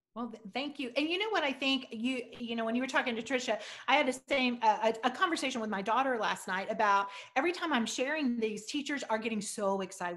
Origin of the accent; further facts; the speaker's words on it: Southwest Missouri, United States; I'm from Southwest Missouri